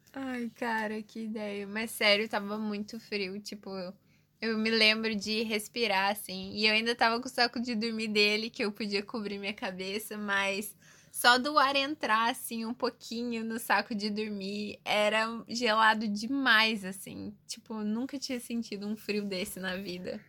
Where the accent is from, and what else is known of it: Curitiba, Paraná, Brazil